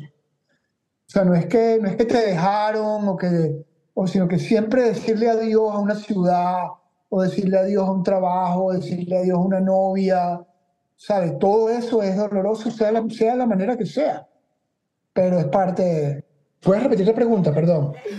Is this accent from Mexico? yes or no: no; Caracas, Capital District, Venezuela; moved away as an adult; yo caraqueño, sepa caraqueña, duro, me fui de, Venezuela cuando tenía 32 años, eh, pero coño, crecí en el Santiago de León